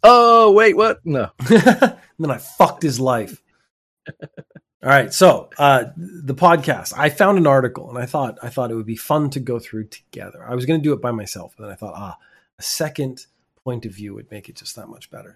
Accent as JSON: {"language": "English", "country": "Canada", "said": "I'm from Canada"}